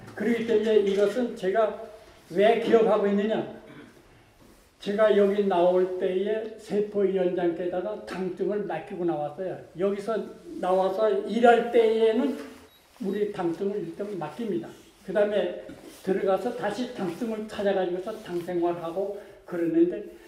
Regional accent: Kusong, North Pyongan, North Korea; moved away as an adult; also born or lived in Pakchon; now in South Korea; 평안북도 구성입니다. 태어나기는 박천에서 태어났는데 크기를 그 저 구성에 가서

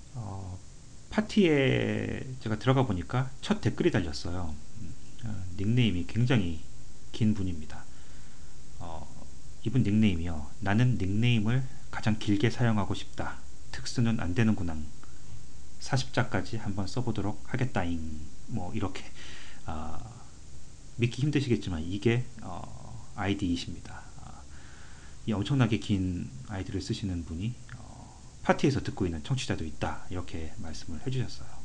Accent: South Korea; now in Canada; 한국 사람으로서

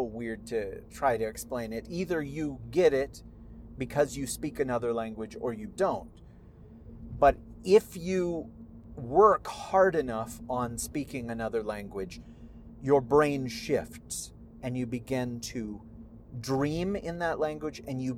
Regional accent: California, United States; first language Spanish; English is a second language; when I was a little boy, like a toddler, living in California, she would take care of me, and Spanish was my first language.

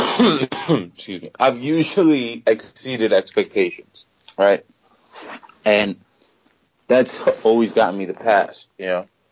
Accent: United States; also born or lived in New Jersey; I'm a Pakistani dude that grew up in America, and I'm very American

